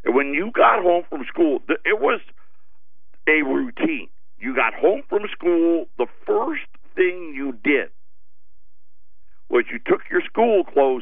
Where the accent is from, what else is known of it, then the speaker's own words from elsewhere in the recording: Syracuse, New York, United States; I grew up in Syracuse.